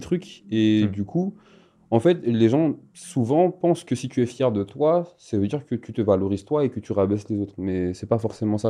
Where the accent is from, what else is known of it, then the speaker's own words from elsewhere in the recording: Madagascar; je viens de Madagascar